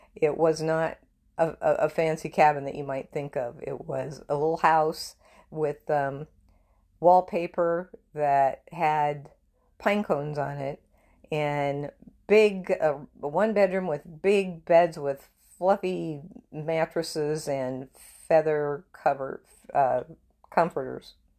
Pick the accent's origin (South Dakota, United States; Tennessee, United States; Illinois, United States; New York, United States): South Dakota, United States; Murdo; now in Texas, United States; I grew up in South Dakota